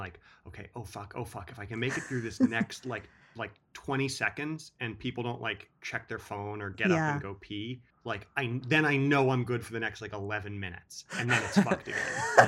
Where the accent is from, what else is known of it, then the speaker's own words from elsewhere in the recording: Manhattan, New York, United States; I grew up in Manhattan, so we had chained in front of every pizza place and video store.